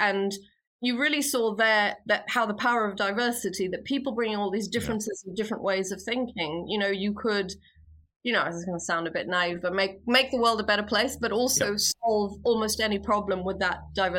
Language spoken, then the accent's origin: English; India; also born or lived in Philippines; And I was born in India and was raised, so early life, very much in India and the Philippines.